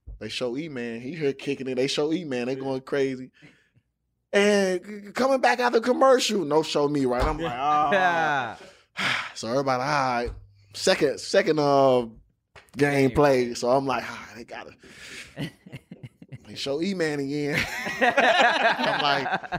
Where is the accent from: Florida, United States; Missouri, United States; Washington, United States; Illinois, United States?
Missouri, United States; St. Louis; I'm from St. Louis